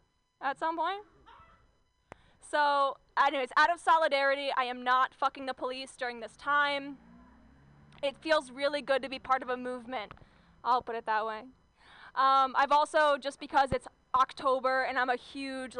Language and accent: English; Southern Orange County, California, United States; I grew up in Southern Orange County